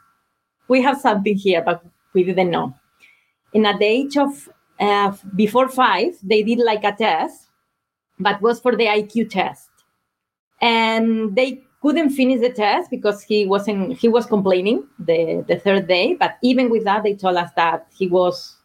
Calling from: Kitchener, Ontario, Canada; I'm calling from Ontario, Kitchener, Ontario, Canada

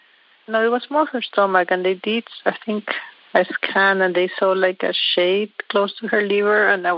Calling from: Toronto, Ontario, Canada; I'm calling from Toronto

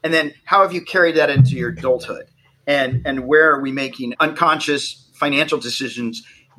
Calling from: Los Angeles, California, United States; I am calling in from West Los Angeles.

